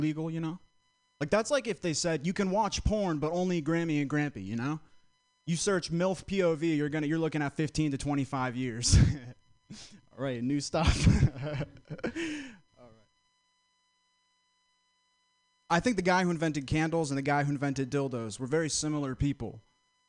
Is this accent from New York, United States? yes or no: no; Vermont, United States; moved away as an adult; now in San Francisco, United States; I'm from Vermont, close to Boston, grew up going to Boston